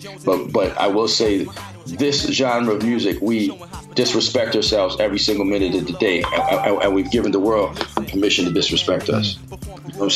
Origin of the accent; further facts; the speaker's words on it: Canada; I'm from Canada